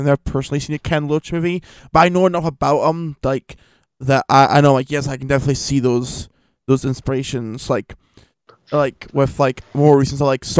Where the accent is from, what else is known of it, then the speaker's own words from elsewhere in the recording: Edinburgh, Scotland, United Kingdom; I'm Scottish, I'm actually from Edinburgh, which is, like, even cool. It kind of rains a lot here. It's known for being rain.